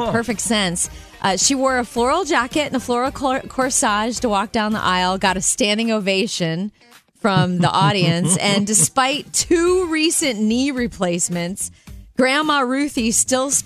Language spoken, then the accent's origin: English; Florida, United States; growing up in Florida